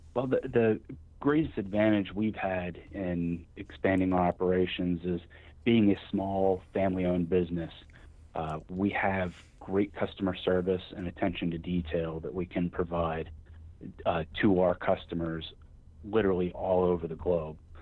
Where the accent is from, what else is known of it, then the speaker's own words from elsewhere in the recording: Wheeling, West Virginia, United States; I'm from Wheeling, West Virginia. I've been from the area all my life